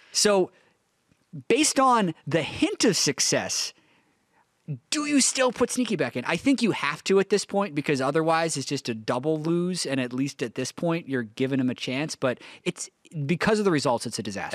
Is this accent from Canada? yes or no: yes; Canada; moved away as an adult; now in Los Angeles, United States; I grew up in Canada